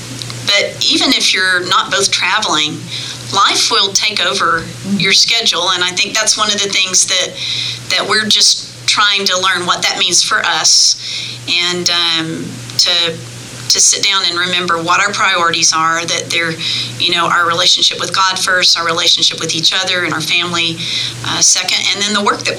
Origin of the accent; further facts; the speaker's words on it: New Braunfels, Texas, United States; born there; I was born on Valentine's Day in 1963 in New Braunfels, Texas.